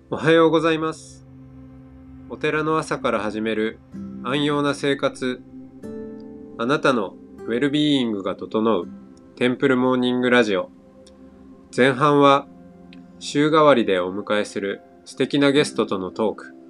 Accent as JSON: {"language": "Japanese", "town": "Otaru", "region": "Hokkaido", "country": "Japan", "tie": "born or raised there", "moved": "yes", "said": "僕は北海道に生まれ育って小樽市で"}